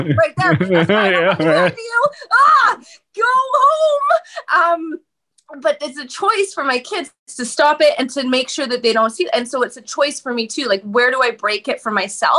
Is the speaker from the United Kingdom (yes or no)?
no; Vancouver, British Columbia, Canada; I'm from Canada, right? So I'm from Vancouver.